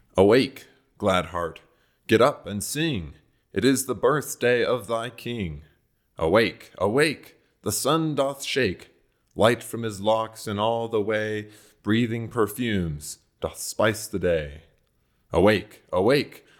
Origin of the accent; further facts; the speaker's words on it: Maryland, United States; I'm from Maryland